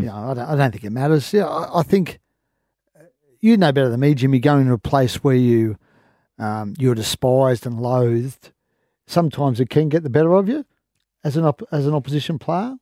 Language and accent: English; Queensland, Australia; I am a Queenslander.